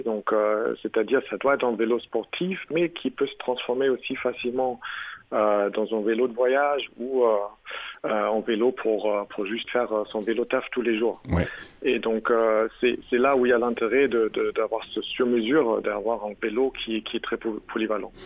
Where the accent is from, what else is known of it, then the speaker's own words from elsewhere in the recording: Germany; French is a second language; now in France; je suis allemand